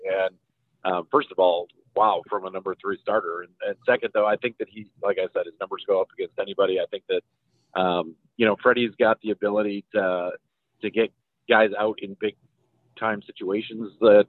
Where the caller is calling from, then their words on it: Eagle Lake, Texas, United States; I'm calling in from Eagle Lake, Texas, which is in the middle of nowhere